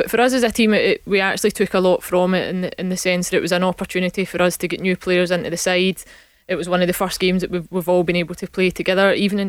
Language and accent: English; Scotland, United Kingdom; I think that's us being typically Scottish when we look at that.